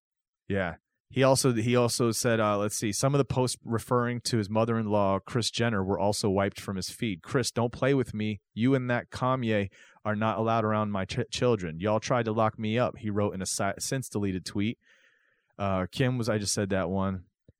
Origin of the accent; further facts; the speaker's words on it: Chicago, Illinois, United States; because I grew up in Chicago